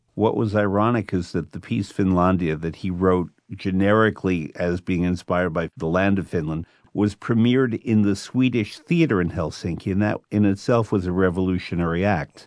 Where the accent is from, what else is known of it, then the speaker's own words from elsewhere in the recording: New York, United States; I'm from New York